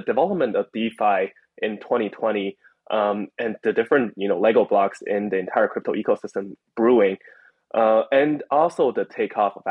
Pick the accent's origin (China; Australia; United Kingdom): China; I grew up in China